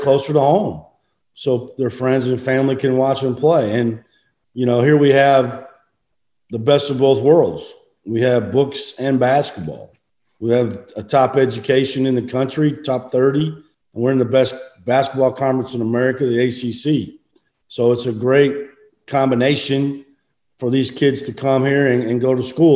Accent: right outside of Iowa City, United States; moved away; I grew up right outside of Iowa City, Iowa, when I was, a kid and in high school

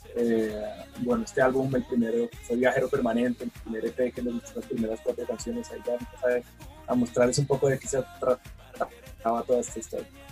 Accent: Colombia; qué parte de Colombia vengamos

